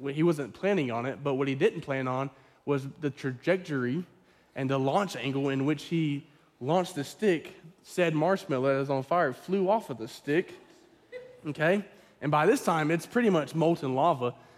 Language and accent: English; the Bible Belt, United States; I grew up in the Bible Belt